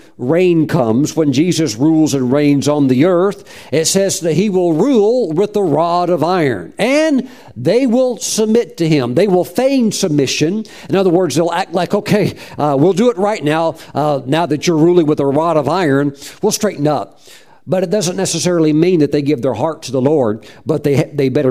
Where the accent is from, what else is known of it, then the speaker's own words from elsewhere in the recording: North Carolina, United States; I'm from North Carolina